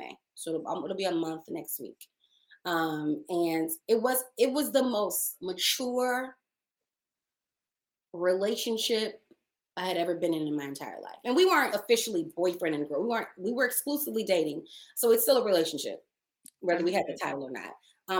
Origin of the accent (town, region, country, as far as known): Dallas, Texas, United States; moved away as an adult; also born or lived in Maryland; now in Los Angeles, United States